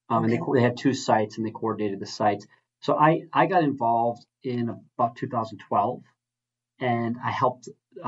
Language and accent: English; Milwaukee, Wisconsin, United States; I'm fourth of nine children. I was raised on Milwaukee's East Side